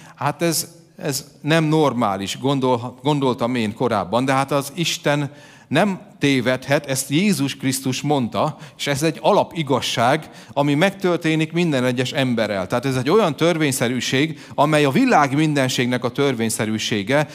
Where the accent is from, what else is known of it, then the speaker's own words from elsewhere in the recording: Hungary; mégiscsak magyarok vagyunk